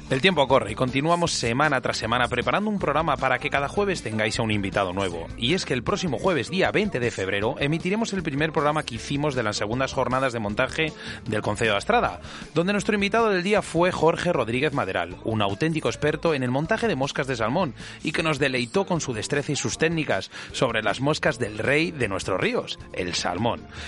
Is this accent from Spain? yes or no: yes; Íscar, Castile and León, Spain; con 15 años. Claro en unas chargas ahí a lo de, a lo de mi pueblo, en Iscar, en el río Pirón